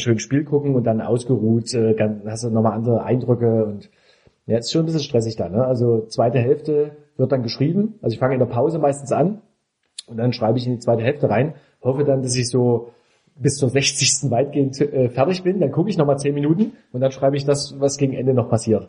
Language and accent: German; Dresden, Saxony, Germany; now in Leipzig, Germany; Dresden ist ja meine Heimatstadt